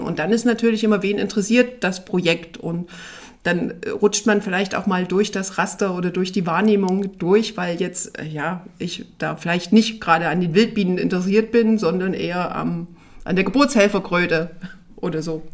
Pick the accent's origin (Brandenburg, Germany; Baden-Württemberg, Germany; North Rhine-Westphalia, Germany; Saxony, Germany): Saxony, Germany; near Dresden; moved away as an adult; also born or lived in Tharandt, Saxony; now in Rhön, Germany; Da ist auch mein gebürtiger Hintergrund, also aus der Nähe von Dresden